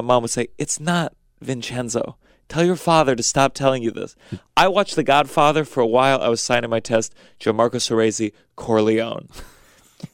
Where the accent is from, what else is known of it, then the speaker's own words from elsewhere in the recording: Potomac, Maryland, United States; I grew up Potomac, Maryland.